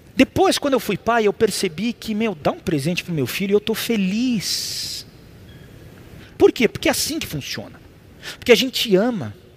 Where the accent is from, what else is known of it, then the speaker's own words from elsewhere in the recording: Brazil; eu sou brasileiro. E eu cresci com isso